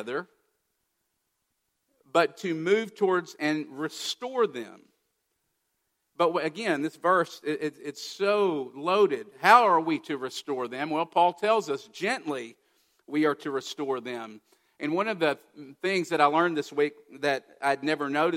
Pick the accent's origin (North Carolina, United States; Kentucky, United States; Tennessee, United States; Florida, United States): Kentucky, United States; I grew up in Kentucky.